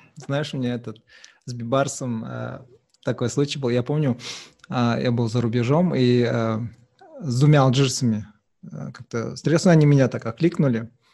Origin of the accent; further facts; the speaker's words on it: Uralsk, West Kazakhstan Region, Kazakhstan; now in Aktau, Kazakhstan; хоть я родился здесь в Ахтау, но мы выросли в Уральске